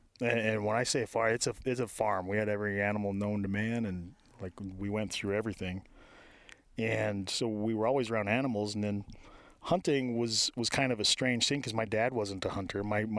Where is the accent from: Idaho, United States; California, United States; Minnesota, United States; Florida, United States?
Idaho, United States; Moore; moved away as an adult; also born or lived in Reno, Nevada / Oklahoma; Moore, Idaho. Grew up in the middle of nowhere.